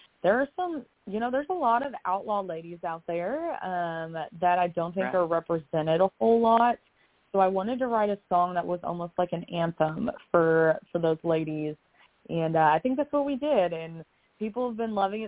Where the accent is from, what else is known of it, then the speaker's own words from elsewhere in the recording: Kentucky, United States; now in Nashville, United States; Kentucky in general, because that is where I'm from, and I'm a Kentucky girl through and through, even if I did move away